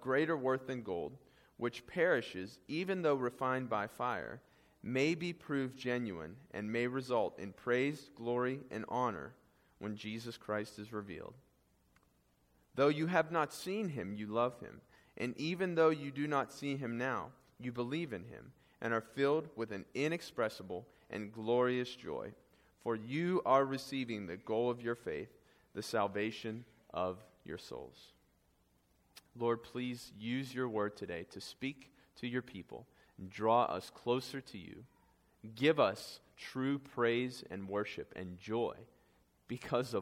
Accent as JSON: {"language": "English", "town": "Pittsburgh", "region": "Pennsylvania", "country": "United States", "tie": "born or raised there", "said": "in Pittsburgh, in Mount Washington, which is my hometown"}